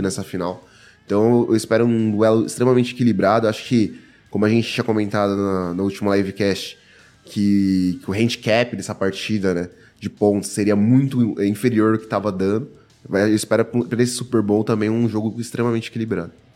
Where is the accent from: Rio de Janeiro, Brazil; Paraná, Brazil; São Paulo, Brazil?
São Paulo, Brazil; eu sou de São Paulo